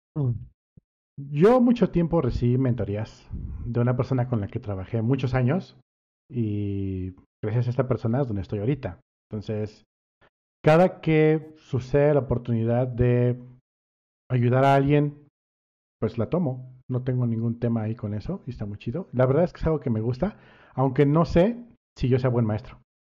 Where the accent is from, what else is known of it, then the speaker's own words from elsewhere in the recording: Cancún, Quintana Roo, Mexico; crecí en Cancún